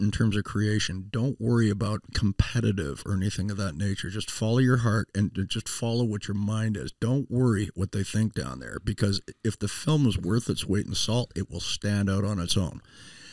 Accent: Toronto, Ontario, Canada; also born or lived in United States / California; now in Southern Missouri, United States; growing up in Toronto

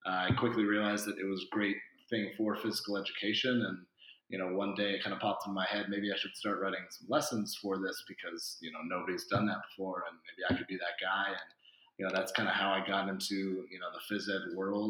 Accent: Chico, California, United States; I'm from Chico, California, which is a small town in Northern California. And I thought growing up, my PE background was awesome

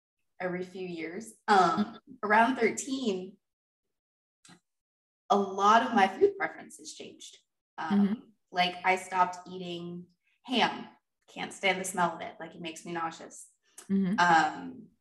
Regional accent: the South, United States; But growing up in the South, succotash is a thing.

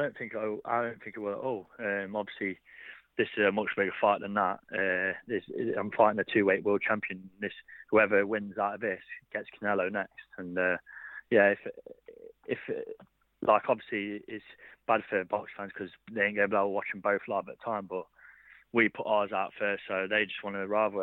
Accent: Derby, East Midlands, United Kingdom; obviously be in Derby, uh, this is my hometown

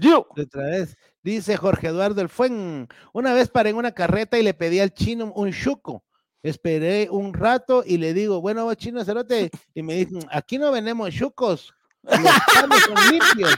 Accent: Guatemala; aquí en Guatemala

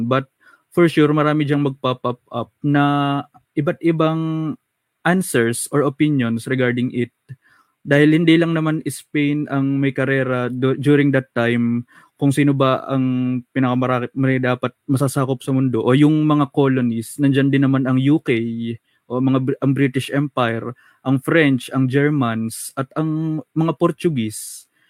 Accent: Philippines; yung ating identity and our own culture as a Pilipino

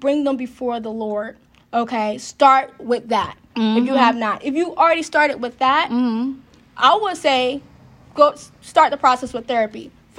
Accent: Harrisonburg, Virginia, United States; also born or lived in Hampton Roads; I'm actually back in my hometown.

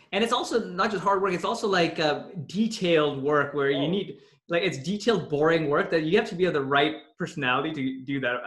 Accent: Toronto, Ontario, Canada; moved away as an adult; also born or lived in Pakistan; when I was growing up in Toronto

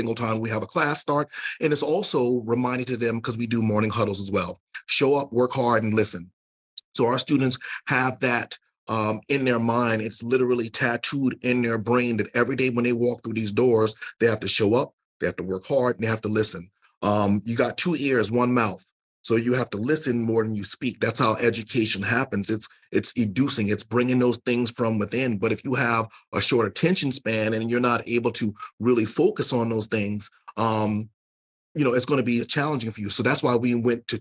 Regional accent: the South, United States; I'm from the South

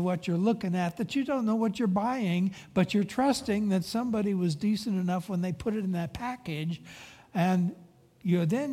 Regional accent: Pacific Grove, California, United States; I grew up in Pacific Grove, Monterey, and right on the waterfront

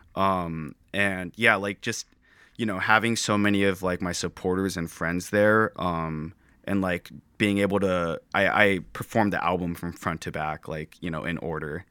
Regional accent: Santa Clara, California, United States; moved away as an adult; born, or born and raised in Santa Clara

